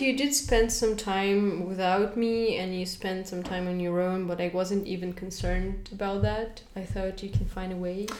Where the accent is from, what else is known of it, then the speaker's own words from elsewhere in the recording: Kazakhstan; moved away; as soon as I go to my homeland, everybody asks me what ethnicity am